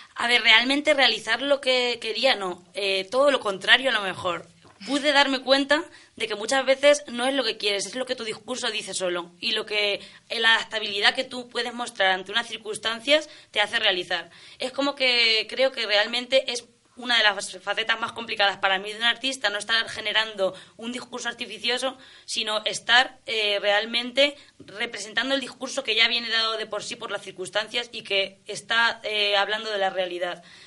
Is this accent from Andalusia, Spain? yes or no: no; Olmedilla de Alarcón, Castilla-La Mancha, Spain; also born or lived in Villanueva de la Jara / Montilla del Palancar / Cuenca / Valencia; yo en principio vengo de Olmedilla de Alarcón